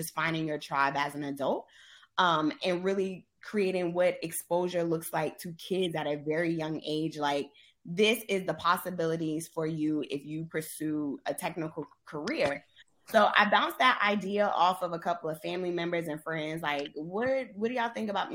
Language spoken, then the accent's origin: English; Charleston, South Carolina, United States; moved away as an adult; also born or lived in Indianapolis / Atlanta; I left my hometown